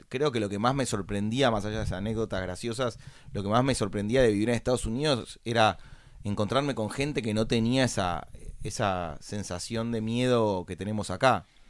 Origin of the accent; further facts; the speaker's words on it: Buenos Aires, Argentina; nací en Buenos Aires, capital federal, en el año 1981. Eh, me crié en el botánico